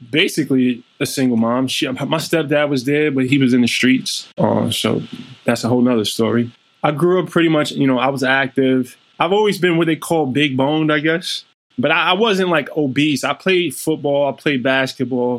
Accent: New York City, New York, United States; also born or lived in Germany; I grew up in Brownsville, Brooklyn

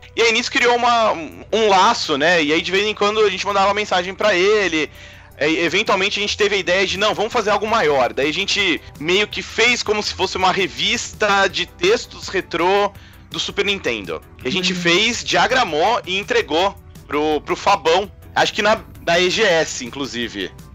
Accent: Santos, São Paulo, Brazil; now in São Paulo, Brazil; Eu não, eu não sou daqui de São Paulo, né? Eu sou de, de Santos, que é aqui pertinho, no litoral

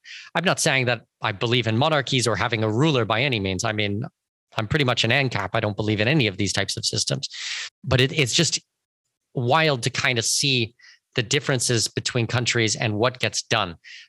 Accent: Canada; moved away; also born or lived in Abu Dhabi; I'm not an American citizen, I'm a Canadian

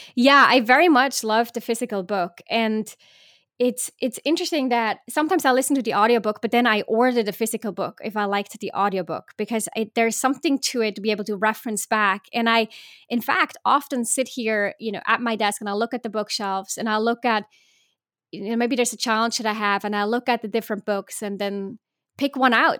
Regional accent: Switzerland; I was born in Switzerland

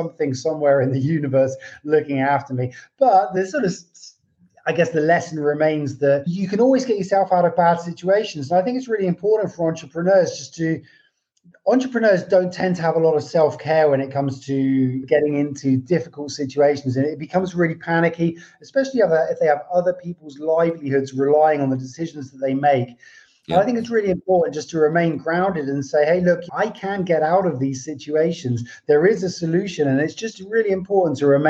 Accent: England, United Kingdom; moved away as an adult; now in Portugal; I live in Portugal now, but I grew up in England

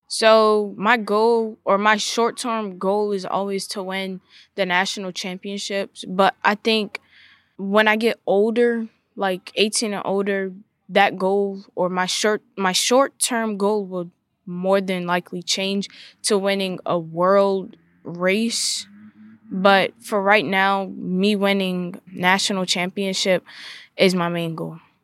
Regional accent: Southern Maryland, United States; I'm from Southern Maryland

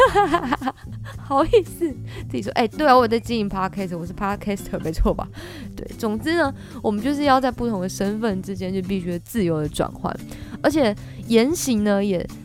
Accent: Kaohsiung, Taiwan; moved away as an adult; also born or lived in Taipei; 因为我是高雄人嘛，所以到台北其实也拓展了我不同的眼界

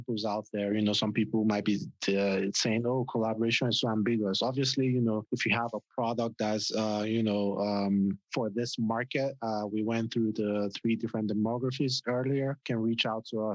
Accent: Nigeria; now in United States; we grew up in Nigeria

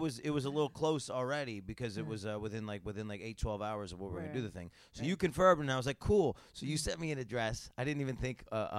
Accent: New York, United States; I'm from New York

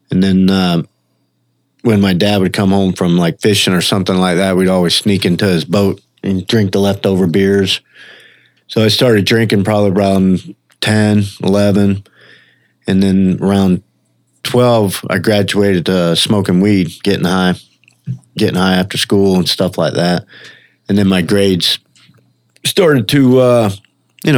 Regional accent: Mississippi, United States; moved away; also born or lived in Orlando; I was born in Mississippi, grew up over there

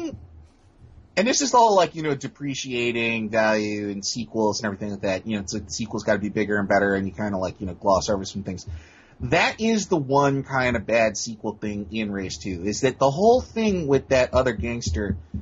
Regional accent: United States; as an American

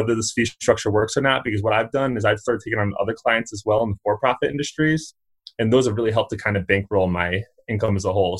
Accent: Connecticut, United States; now in Fort Collins, United States; So I'm actually originally from the East Coast. I come from Connecticut

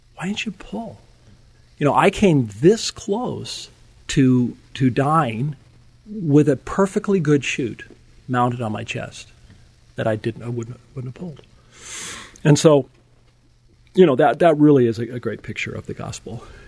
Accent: Napa, California, United States; I grew up in Napa, California

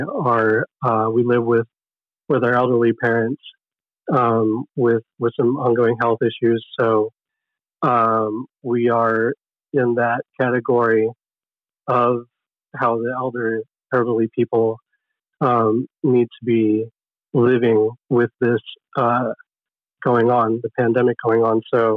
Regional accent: Oxnard, California, United States; also born or lived in Camarillo; I was born in Camarillo, grew up in Oxnard

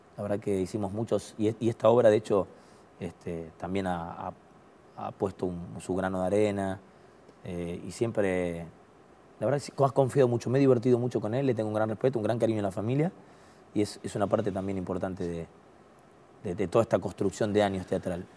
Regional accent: Lomas de Zamora, Buenos Aires Province, Argentina; yo vengo de Loma de Zamora actuando en Uruguay

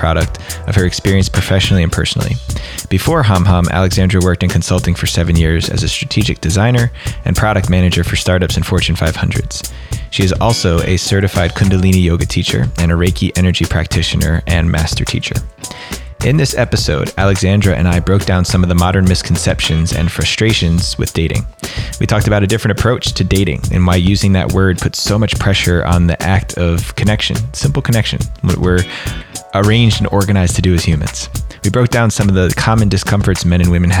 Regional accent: New Jersey, United States; accent: New Jersey; moved away; my New Jersey accent

